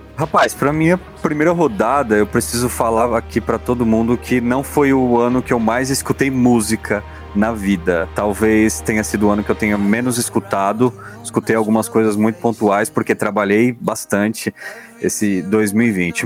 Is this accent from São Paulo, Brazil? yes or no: yes; Guarujá, São Paulo, Brazil; sou do Guarujá